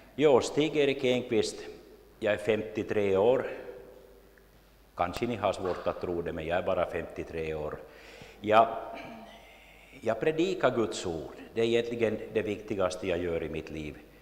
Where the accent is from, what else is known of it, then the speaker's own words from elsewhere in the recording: Jakobstad, Ostrobothnia, Finland; now in Larsmo, Finland; jag är född och uppvuxen i Jakobstad, bor numera i Larsmo sedan länge